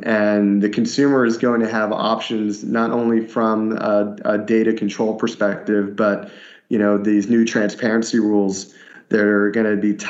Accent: Northeast, United States; now in Southeast, United States; I grew up in the Northeast

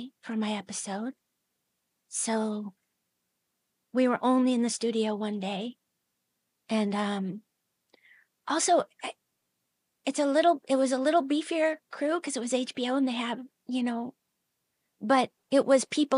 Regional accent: Seattle, Washington, United States; also born or lived in Soldotna, Alaska; I was born in Seattle

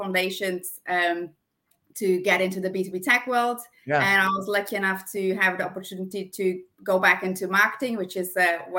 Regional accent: Brazil; accent: German; English is a second language; now in United Kingdom; So when I moved from Brazil to the UK, I was looking into you know, going into a new career

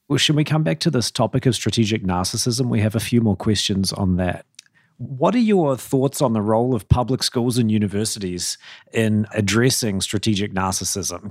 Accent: New Zealand; I'm not an Australian, by the way. I'm a New Zealander.

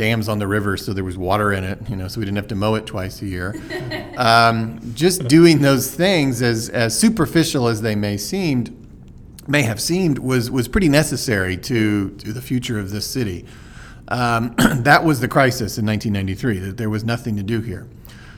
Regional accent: Oklahoma City, Oklahoma, United States; also born or lived in Washington, D.C.; I was born and raised here in Oklahoma City. Went to Putnam City Schools. Grew up in Northwest Oklahoma City

